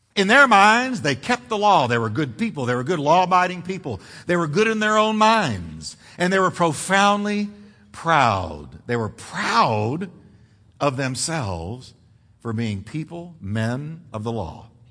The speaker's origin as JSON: {"language": "English", "country": "United States", "tie": "born or raised there", "said": "I grew up in America"}